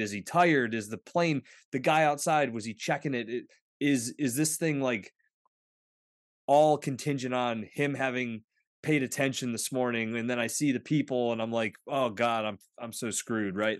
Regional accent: northwestern Pennsylvania, United States; also born or lived in Butler County, Pennsylvania; I grew up in the northwestern part of Pennsylvania, I live in Butler County now, just north of Pittsburgh

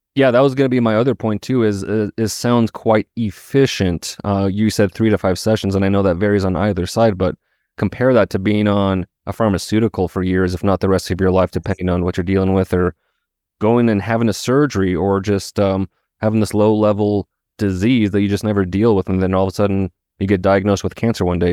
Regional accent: Missoula, Montana, United States; Missoula, Montana, my hometown

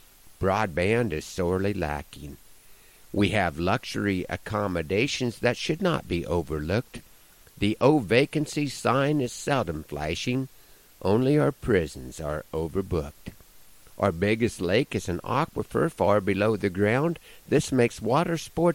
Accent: Nebraska, United States; my home state of Nebraska

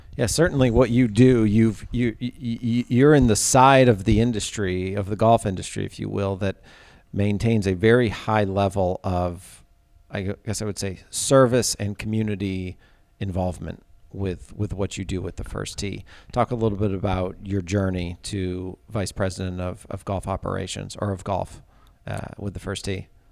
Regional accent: Ithaca, New York, United States; I'm from Ithaca

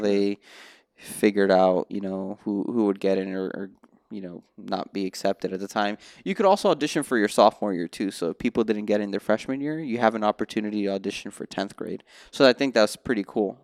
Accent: Miami, Florida, United States; moved away as an adult; also born or lived in New Brunswick, New Jersey; now in Los Angeles, United States; I was born in New Brunswick, New Jersey, but I didn't really start my musical journey till I moved to Miami in two thousand and two

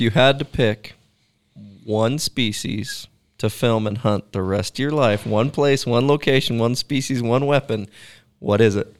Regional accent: Pacific Northwest, Oregon, United States; moved away as an adult; also born or lived in Alaska; now in Wyoming, United States; growing up in Pacific Northwest

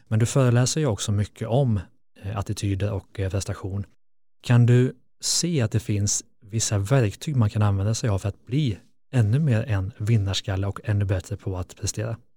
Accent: Lidköping, Västra Götaland, Sweden; jag kommer från Lidköping, en brottarstad

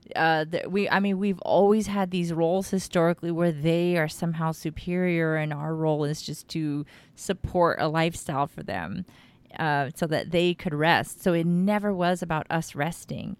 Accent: Texas, United States; I'm from Texas, and I've got family in SoCal

